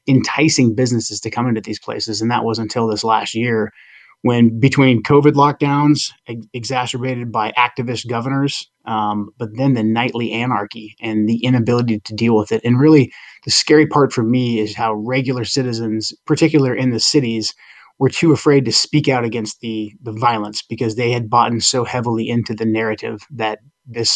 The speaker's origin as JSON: {"language": "English", "town": "Portland", "region": "Oregon", "country": "United States", "tie": "born or raised there", "said": "growing up in the 80s and the 90s, Portland, Oregon was a small growing city"}